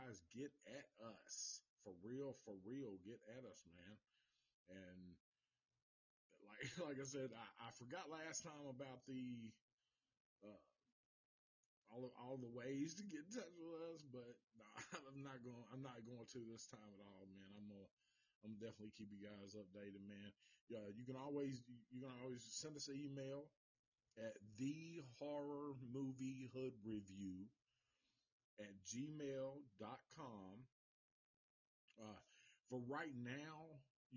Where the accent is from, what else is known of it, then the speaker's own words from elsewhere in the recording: the South, United States; accent: Southern; I'm from the South